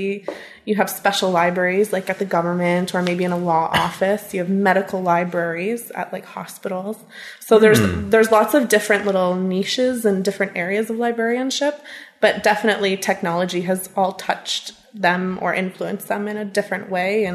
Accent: Smiths Falls, Ontario, Canada; also born or lived in Ottawa; now in Carleton Place, Canada; I grew up in Smiths Falls

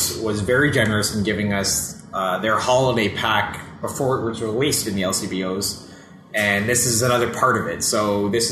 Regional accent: Elliot Lake, Ontario, Canada; I was born in Elliott Lake, Ontario

